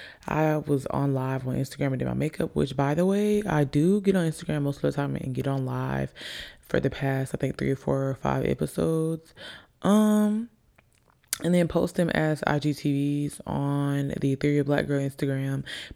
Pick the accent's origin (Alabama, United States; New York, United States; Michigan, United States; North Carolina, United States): Alabama, United States; also born or lived in Virginia / Italy / Jacksonville, Florida; I say I'm from Alabama because I've been here the longest. I've been here since I was about 8. I've been here since I was about 8. I was born in Virginia, moved to Italy, moved to Jacksonville, Florida, and then here we are.